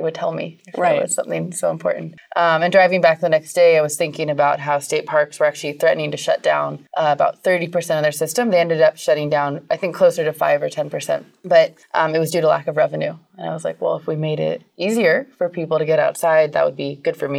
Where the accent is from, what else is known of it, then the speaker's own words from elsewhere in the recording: California, United States; I grew up camping in California